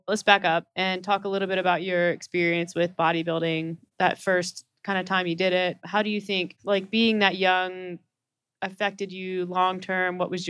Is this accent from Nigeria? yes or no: no; North Carolina, United States; I'm from North Carolina